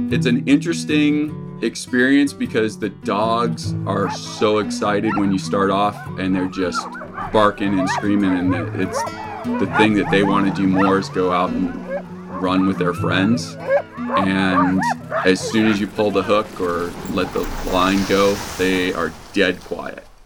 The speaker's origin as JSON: {"language": "English", "town": "New Smyrna Beach", "region": "Florida", "country": "United States", "tie": "born or raised there", "also_born_or_lived": "Wisconsin", "moved": "as an adult", "lives_now": "Kotzebue, United States", "said": "I grew up in New Smyrna Beach uh, on the east coast of Florida. I was always playing in the surf or in the tide pools in the intercoastal waterway."}